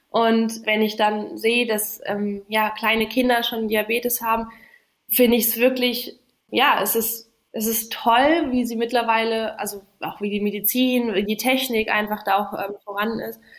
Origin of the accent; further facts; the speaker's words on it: Namibia; ja, Namibia ist natürlich meine Heimat. Äh, da bin ich geboren, aufgewachsen. Ähm, immer noch, äh, meine Eltern leben immer noch dort